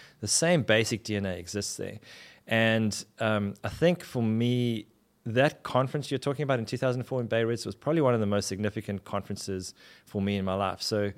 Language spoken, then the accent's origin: English; Durban, KwaZulu-Natal, South Africa; In Durban, South Africa.